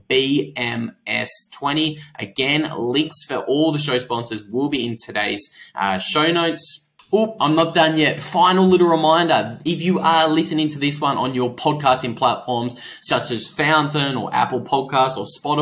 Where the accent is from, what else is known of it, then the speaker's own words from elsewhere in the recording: Australia; I'm Australian